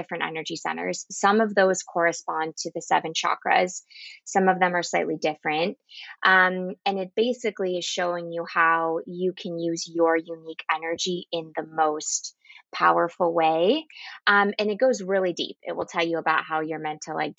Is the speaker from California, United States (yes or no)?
yes; Orange County, California, United States; I'm from Orange County, California